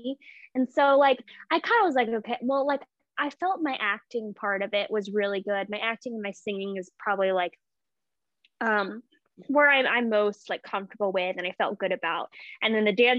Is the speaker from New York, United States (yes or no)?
no; Memphis, Tennessee, United States; moved away as an adult; also born or lived in Birmingham, Alabama; I grew up in Memphis, Tennessee